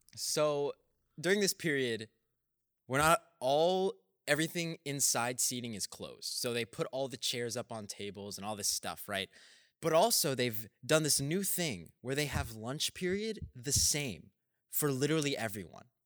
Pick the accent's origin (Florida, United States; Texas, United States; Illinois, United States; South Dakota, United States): Texas, United States; being a Texan